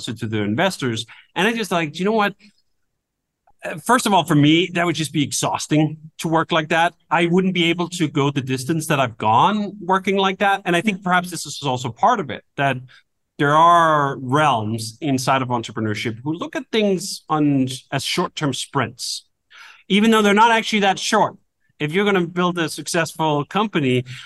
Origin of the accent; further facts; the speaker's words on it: Denmark; moved away; I come from Denmark originally, where this culture is quite foreign